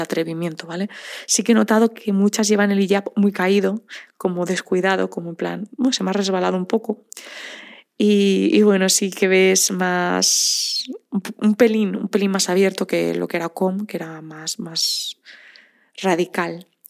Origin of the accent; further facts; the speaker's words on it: Spain; nos identifican enseguida como españoles